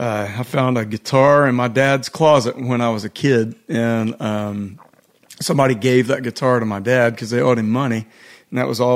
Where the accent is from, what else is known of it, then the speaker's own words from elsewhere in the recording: Winnsboro, Texas, United States; told them I was from East Texas. They're like, where? And I said, well, I'll tell everybody from Tyler, but from a real small town outside of Tyler. And he's like, try me. And I said, you won't know it. And I told him Winnsboro.